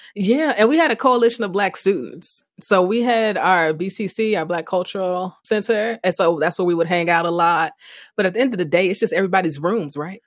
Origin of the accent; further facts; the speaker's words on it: Chicago, Illinois, United States; also born or lived in Iowa; I grew up on the south side